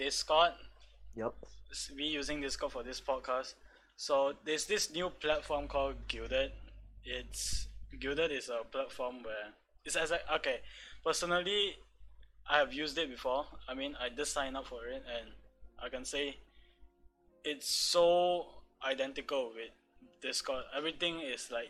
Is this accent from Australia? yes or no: no; Malaysia; we are Malaysians. We are from Malaysia